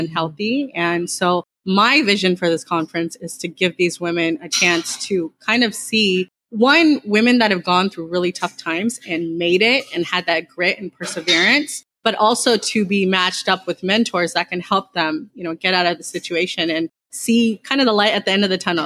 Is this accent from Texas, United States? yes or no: yes; Dallas, Texas, United States; I grew up in the Dallas area